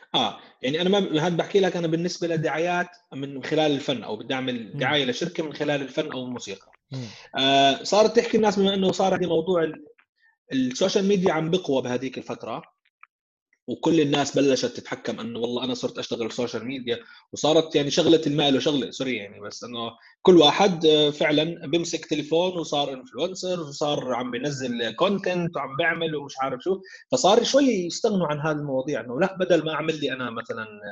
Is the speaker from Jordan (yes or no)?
yes; Jordan; عندنا بالاردن